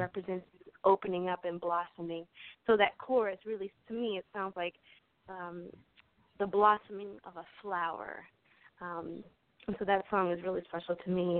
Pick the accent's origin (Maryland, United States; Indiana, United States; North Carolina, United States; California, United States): Maryland, United States; Aberdeen; I grew up in Harford County, Maryland, uh, in a small town called Aberdeen